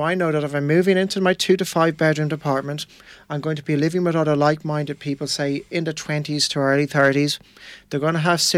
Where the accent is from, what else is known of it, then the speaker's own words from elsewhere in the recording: Tipperary, Munster, Ireland; I moved to Dublin from Tipperary, where I'm from